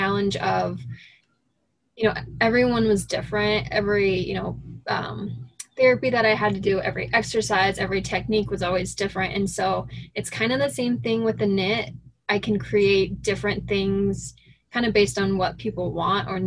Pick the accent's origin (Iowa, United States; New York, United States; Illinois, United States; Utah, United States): Iowa, United States; Sioux City; I grew up in Sioux City in Northwest Iowa, and I stayed there, went to high school, graduated from college there